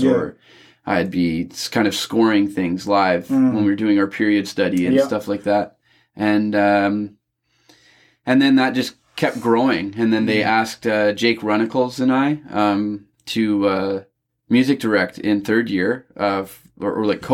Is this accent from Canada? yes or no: yes; Penticton, British Columbia, Canada; moved away as an adult; also born or lived in Toronto; I grew up in Penticton in the Okanagan.